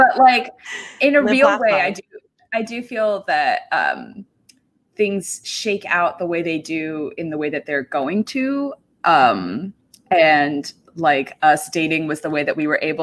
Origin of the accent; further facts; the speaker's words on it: West Coast, United States; also born or lived in Atlanta, Georgia; now in Seattle, United States; I'm originally from the West Coast.